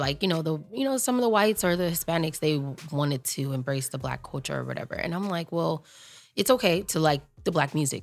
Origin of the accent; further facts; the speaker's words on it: Long Beach, California, United States; I grew up in Long Beach, California